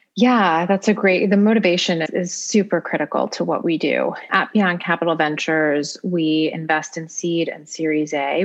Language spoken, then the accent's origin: English; United States